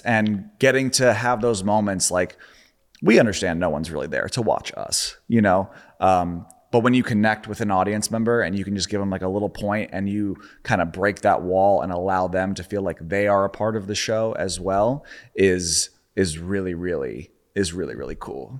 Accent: Charlotte, North Carolina, United States; moved away; I grew up in Charlotte

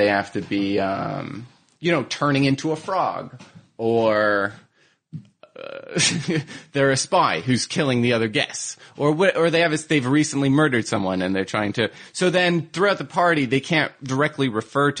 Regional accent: New Jersey, United States; I'm from Jersey, and I started commuting in high school

